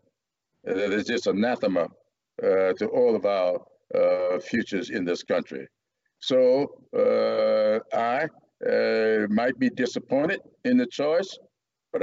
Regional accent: the South, United States; growing up in the South

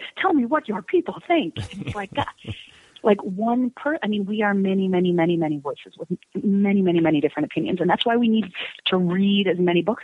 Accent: Chicago, Illinois, United States; also born or lived in Prague; I'm from Chicago, and you know, I teach and I do this

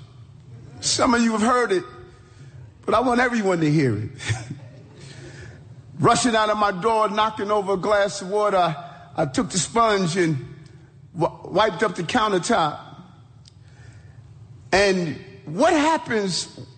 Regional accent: New York City, New York, United States; growing up in South Jamaica, Queens

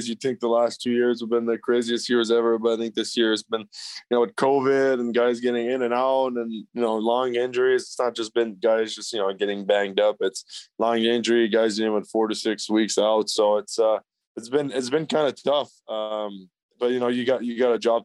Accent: Montreal, Quebec, Canada; moved away; I grew up in the West Island. We actually call it the West Island. It's pretty English, so I picked it up there a lot.

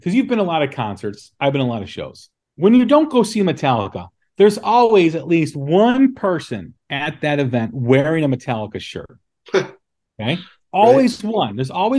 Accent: Des Plaines, Illinois, United States; I grew up in Des Plaines, Illinois, which is just outside of Chicago.

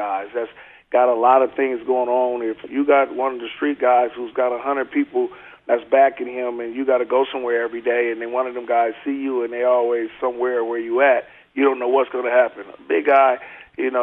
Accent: Oakland, California, United States; moved away as an adult; also born or lived in Seattle; I grew up in Oakland all my life

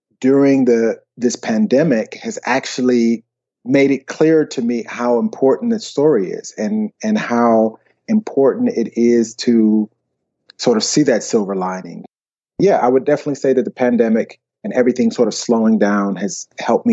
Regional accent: Alabama, United States; moved away as an adult; also born or lived in Columbus, Georgia / Atlanta, Georgia; now in Copenhagen, Denmark; the rest was there in Alabama

